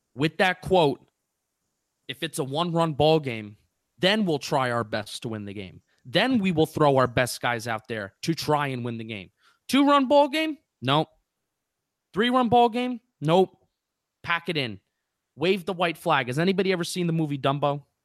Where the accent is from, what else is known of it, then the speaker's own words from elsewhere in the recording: New Jersey, United States; moved away as an adult; also born or lived in Philadelphia / Washington, D.C.; I'm from Jersey, but I'm about to be once again for the third year in a row a transplanted Yankee and Giant fan